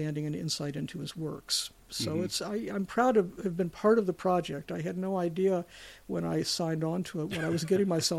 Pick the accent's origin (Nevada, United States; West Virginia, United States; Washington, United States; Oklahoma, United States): West Virginia, United States; Charleston; I grew up in Charleston, West Virginia